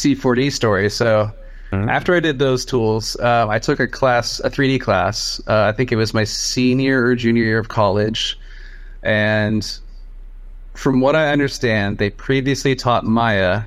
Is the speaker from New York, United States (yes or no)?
no; Portland, Oregon, United States; also born or lived in Taiwan; I was pretty much raised here in Portland and Beaverton, like this area.